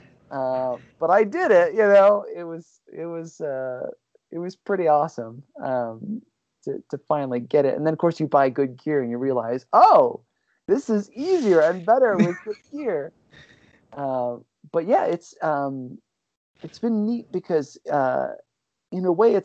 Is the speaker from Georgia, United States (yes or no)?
no; Ohio, United States; moved away as an adult; also born or lived in Los Angeles; I grew up in Ohio, and out there, like, ball sports are king.